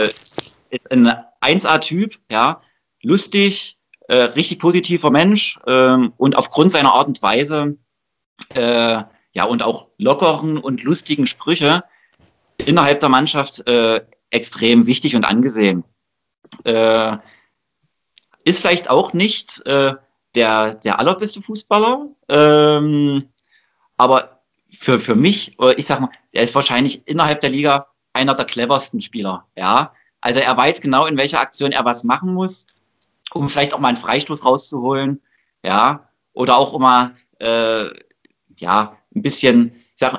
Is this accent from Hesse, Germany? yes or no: no; Delitzsch, Saxony, Germany; also bei uns in Delisch gab es so einen tollen Käfig, äh, das war so ein, so ein Steinplatz, ja, äh, da haben wir immer gebolzt